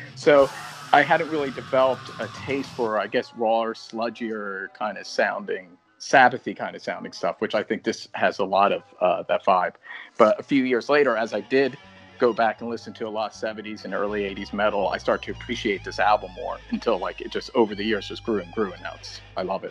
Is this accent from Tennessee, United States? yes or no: no; Philadelphia, Pennsylvania, United States; now in Los Angeles, United States; I'm from Philly, but we, yeah. We, we're both living